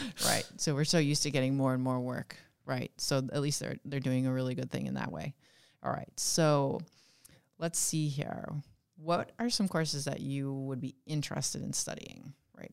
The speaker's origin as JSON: {"language": "English", "region": "West Coast", "country": "United States", "tie": "born or raised there", "moved": "yes", "said": "I'm from the West Coast, and I went to community college to take all of my math courses while I was a sophomore, junior, and senior in high school"}